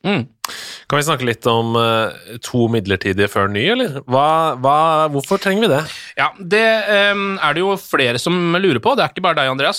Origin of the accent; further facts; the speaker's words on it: Norway; som nordmann